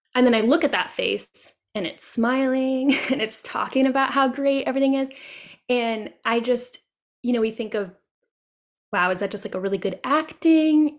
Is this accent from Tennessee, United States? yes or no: yes; Tennessee, United States; this is my home state. And my husband and I love and travel around Tennessee a lot